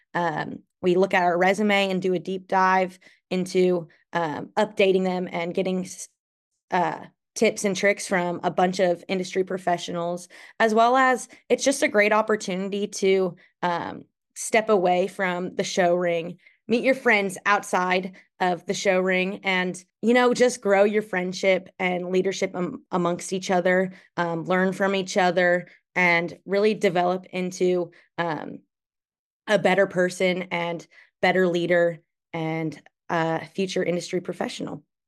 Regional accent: Darlington, Wisconsin, United States; moved away; I'm from Darlington, Wisconsin. I'm currently a junior at Oklahoma State

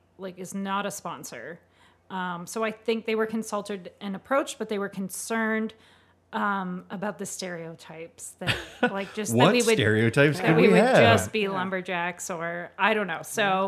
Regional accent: Canada; I have to say I've never chopped wood as a Canadian.

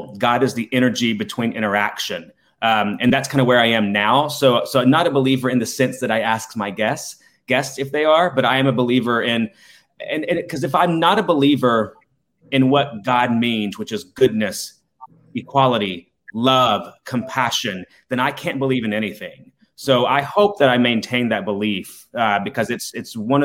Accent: Decatur, Alabama, United States; growing up gay at my age is not the same as growing up gay as it is now in Decatur, Alabama

